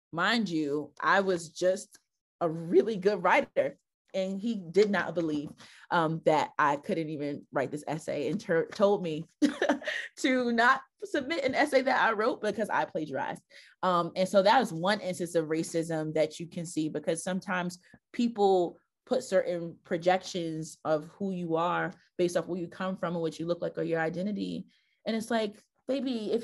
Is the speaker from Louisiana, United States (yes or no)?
no; Newark, New Jersey, United States; also born or lived in Western Massachusetts; was born and raised in Newark. I grew up in the Weak Wake section, the South Ward, a little bit of the West Ward